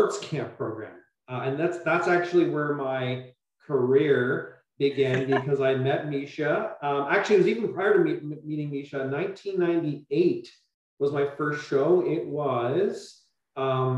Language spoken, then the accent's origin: English; Burlington, Ontario, Canada; I grew up in Burlington, which is very much of a suburb